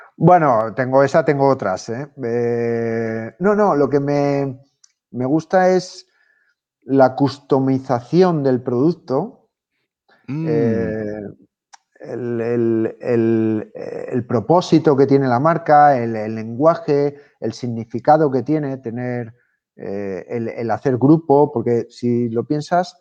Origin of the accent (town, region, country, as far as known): Spain